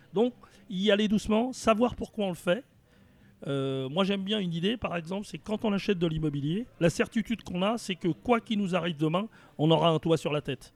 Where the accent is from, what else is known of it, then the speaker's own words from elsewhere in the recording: Villemomble, Île-de-France, France; also born or lived in Paris; je suis né à Paris 20e. Et dès que je suis né, mes parents sont partis dans une, petite ville de la banlieue parisienne qui est à 7 km à l'est de Paris, qui s'appelle Villemomble. Et j'ai toujours vécu à Villemomble